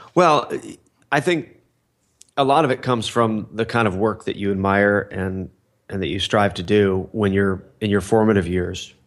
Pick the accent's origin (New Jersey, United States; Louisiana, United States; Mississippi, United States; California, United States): California, United States; Fullerton; I grew up in Fullerton, California